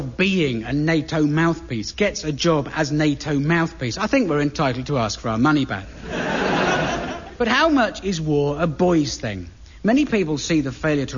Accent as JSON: {"language": "English", "town": "Aldershot", "region": "South East England", "country": "United Kingdom", "tie": "born or raised there", "said": "I grew up in the Aldershot area"}